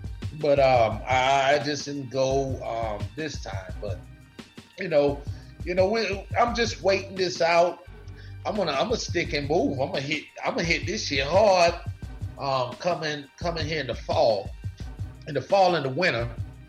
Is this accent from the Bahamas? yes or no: yes; Bahamas; I actually caught that shit because, you know, I'm from the Bahamas. So when they say, they don't say Scavella over there, they say Scavala.